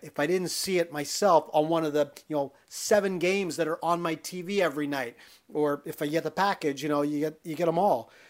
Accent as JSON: {"language": "English", "region": "Pennsylvania", "country": "United States", "tie": "born or raised there", "said": "as a kid growing up in Pennsylvania"}